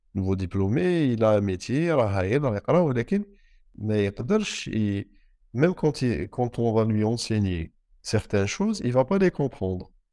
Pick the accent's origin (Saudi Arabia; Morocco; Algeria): Algeria; انا جزائري انا جزائري يعني انا عايش في الجزائر